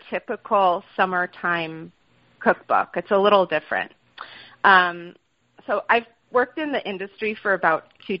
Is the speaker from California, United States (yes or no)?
yes; California, United States; also born or lived in Boston / New York; now in Portland, Maine, United States; I grew up in California